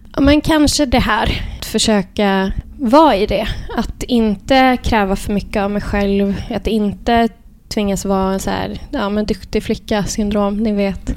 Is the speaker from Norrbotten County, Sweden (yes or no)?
no; Värmland, Sweden; jag är uppväxt i Värmland